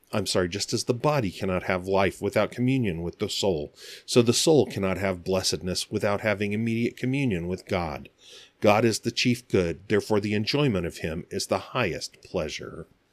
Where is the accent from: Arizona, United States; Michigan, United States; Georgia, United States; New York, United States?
Arizona, United States; And again, I grew up out here in Arizona, but my whole family is from the Southeast.